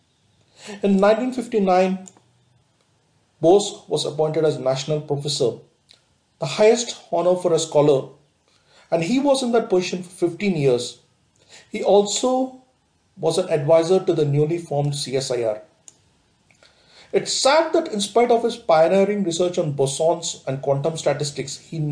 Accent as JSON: {"language": "English", "country": "India", "said": "we as an Indian"}